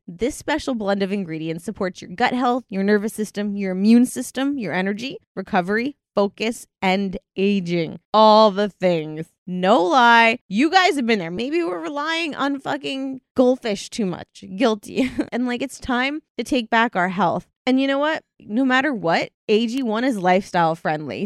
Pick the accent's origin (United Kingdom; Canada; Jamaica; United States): United Kingdom; I'm from Britain